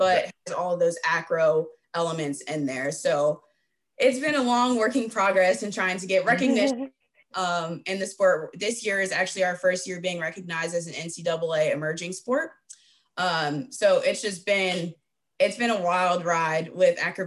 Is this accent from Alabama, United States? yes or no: no; Georgia, United States; also born or lived in Jefferson, Georgia; I'm from Georgia